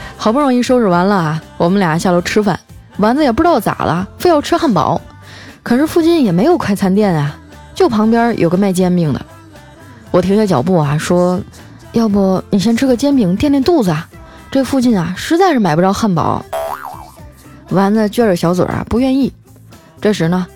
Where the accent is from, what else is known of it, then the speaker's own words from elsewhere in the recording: Harbin, Heilongjiang, China; 我老家哈尔滨